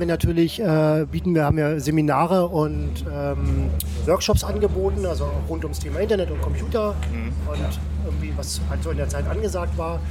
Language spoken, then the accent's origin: German; West Germany, Germany; moved away; ich komme aus dem Westen